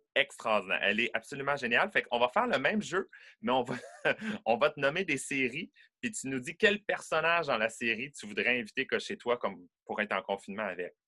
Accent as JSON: {"language": "French", "town": "Quebec City", "region": "Quebec", "country": "Canada", "tie": "born or raised there", "said": "je suis né à Québec, à Beauport, en banlieue de Québec"}